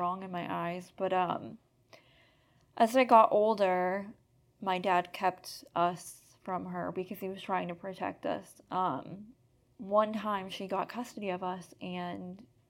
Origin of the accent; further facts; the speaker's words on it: Erie, Pennsylvania, United States; I'm from Erie, Pennsylvania